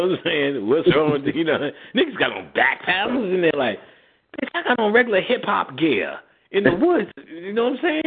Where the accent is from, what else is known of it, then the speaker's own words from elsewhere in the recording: New York City, New York, United States; also born or lived in Jersey City, New Jersey; I'm from Queensbridge. I'm from the projects.